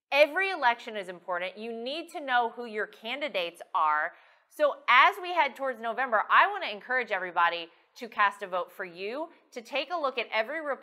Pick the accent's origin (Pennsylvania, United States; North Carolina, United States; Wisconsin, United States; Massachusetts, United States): North Carolina, United States; my home state, North Carolina.